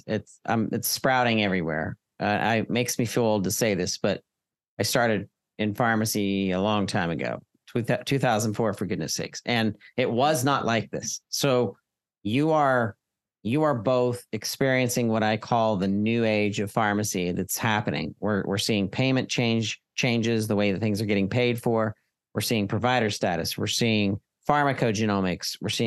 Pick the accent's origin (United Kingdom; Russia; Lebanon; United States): United States; Pittsburgh, Pennsylvania; Pittsburgh, my home town and city nearby.